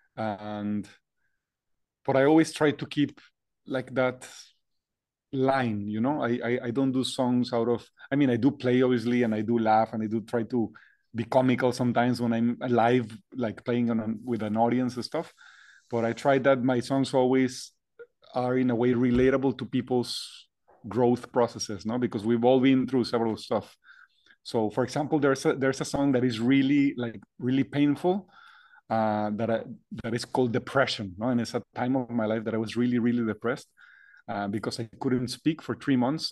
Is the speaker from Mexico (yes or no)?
yes; Monterrey, Nuevo León, Mexico; I was born and raised in the north of Mexico, Monterrey